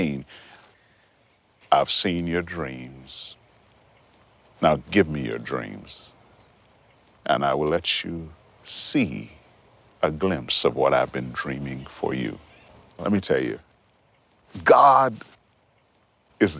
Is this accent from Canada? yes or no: yes; Montreal, Quebec, Canada; I was growing up in Montreal, living in Montreal.